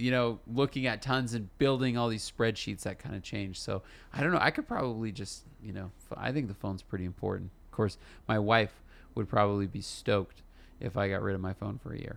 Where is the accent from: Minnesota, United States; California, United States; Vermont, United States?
California, United States; moved away as an adult; now in Utah, United States; me and my wife, we're from California, and we moved, uh, to Utah